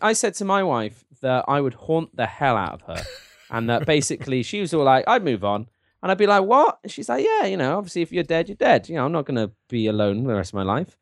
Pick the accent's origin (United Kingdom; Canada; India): United Kingdom; England; my, uh, my, uh, English, uh, heritage